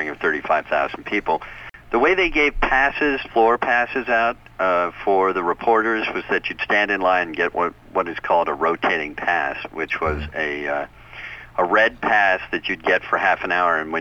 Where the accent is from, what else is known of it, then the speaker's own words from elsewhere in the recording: New York, United States; I'm from New York